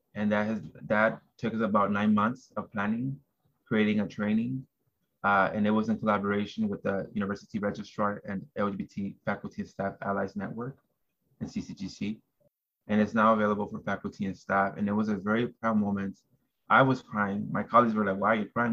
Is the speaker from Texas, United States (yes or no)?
no; Los Angeles, California, United States; also born or lived in Porterville, California; I was born and raised in South Central